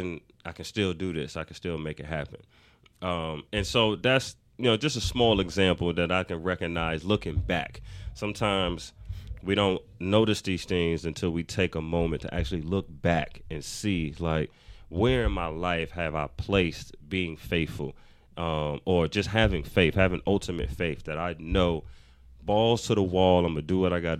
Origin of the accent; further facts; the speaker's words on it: New York, United States; moved away as an adult; now in Atlanta, United States; I'm from Harlem.